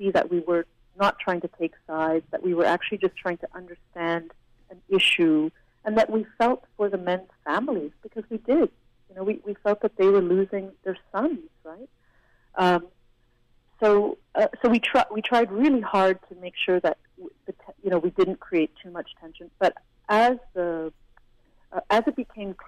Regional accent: Canada; I'm from a different country, I'm Canadian. Yes, I speak Hindi, but, you know, I'm from Canada.

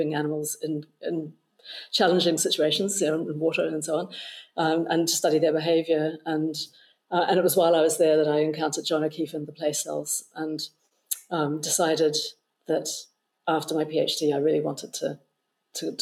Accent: New Zealand; moved away; But I was growing up in New Zealand

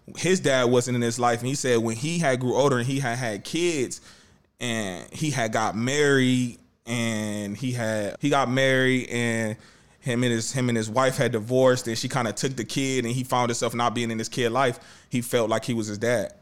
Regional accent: Cleveland, Ohio, United States; Cleveland, we proud to say we from the city

